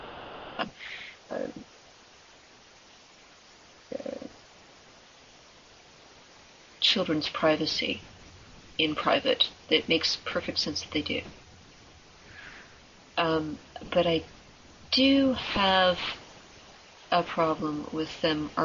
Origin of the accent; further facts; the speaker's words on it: United States; as an American